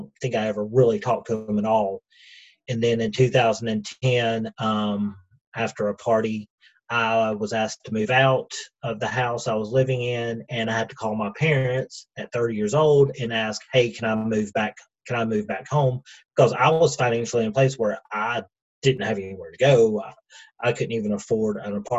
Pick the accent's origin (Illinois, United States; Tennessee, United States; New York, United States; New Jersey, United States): Tennessee, United States; Cleveland; also born or lived in Atlanta, Georgia; I'm from Cleveland, Tennessee. We've been here since 92, and that's kind of my, I guess, home, because this is where I've lived the longest